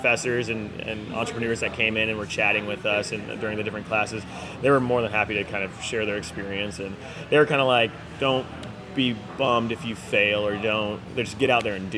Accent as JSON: {"language": "English", "area": "North County", "region": "California", "country": "United States", "said": "we're from North County"}